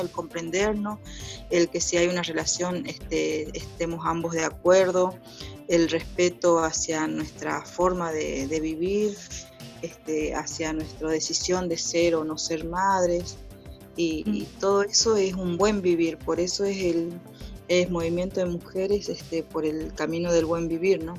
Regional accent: Orán, Salta, Argentina; me crié en Salta, en Orán

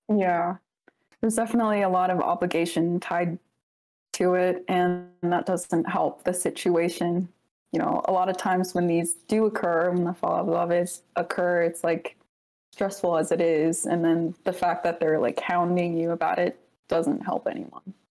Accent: Alaska, United States; also born or lived in Samoa; I was born in Samoa, but yeah, raised in Alaska.

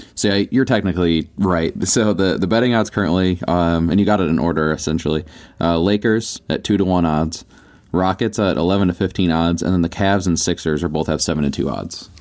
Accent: United States; I'm American

